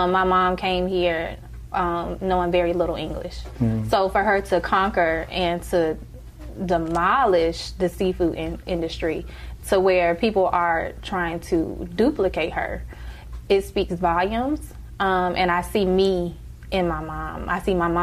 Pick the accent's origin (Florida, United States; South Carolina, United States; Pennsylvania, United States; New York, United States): South Carolina, United States; Aiken; from Aiken, South Carolina. So that's all I know is Aiken, South Carolina